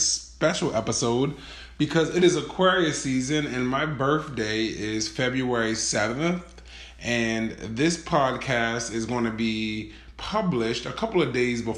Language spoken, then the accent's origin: English; Baltimore, Maryland, United States; I grew up in Baltimore City, which is a pretty metropolitan city